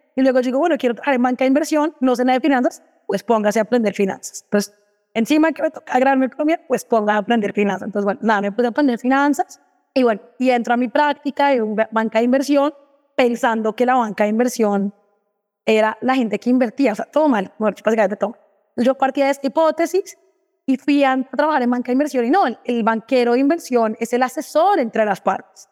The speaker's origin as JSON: {"language": "Spanish", "region": "Bogotá", "country": "Colombia", "also_born_or_lived": "Dubai", "moved": "as an adult", "lives_now": "Brazil", "said": "soy colombiana, vivo acá en Brasil, bien bogotana"}